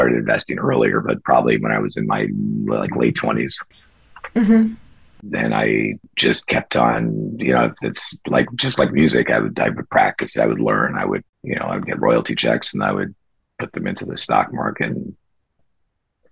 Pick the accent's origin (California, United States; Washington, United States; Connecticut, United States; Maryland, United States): Connecticut, United States; Fairfield County; I grew up in Fairfield County, Connecticut, which is kind of known for the finance industry.